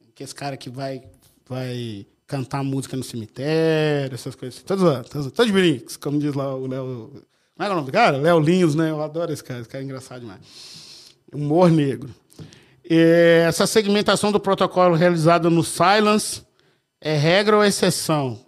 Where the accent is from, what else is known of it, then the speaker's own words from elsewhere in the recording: Minas Gerais, Brazil; eu sou de Minas